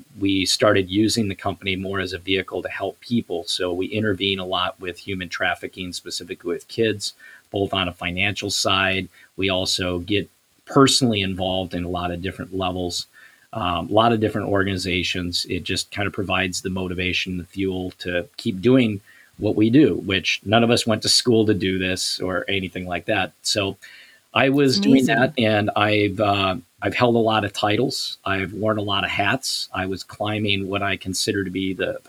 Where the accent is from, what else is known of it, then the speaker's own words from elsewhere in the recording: Savage, Minnesota, United States; also born or lived in Edina, Minnesota; I grew up in Savage.